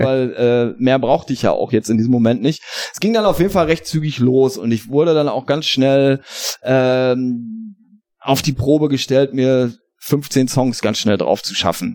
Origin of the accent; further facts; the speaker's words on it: Hagen, North Rhine-Westphalia, Germany; Ich komme ja aus Hagen ist ja eine sehr musikalische Stadt, besonders in den 80ern auch